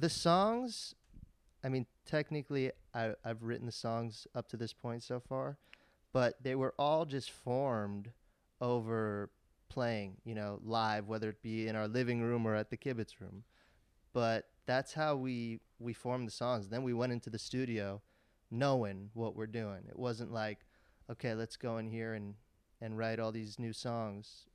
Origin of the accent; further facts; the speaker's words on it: Los Angeles, California, United States; me and Max grew up in L